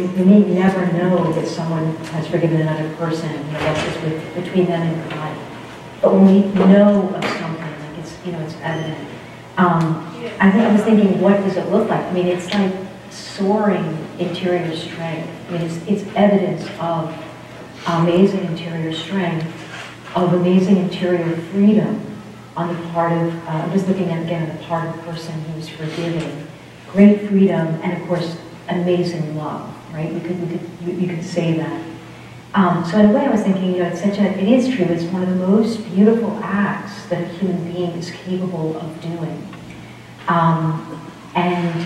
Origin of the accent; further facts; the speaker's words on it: Boston, Massachusetts, United States; now in Vienna, United States; I'm from Boston.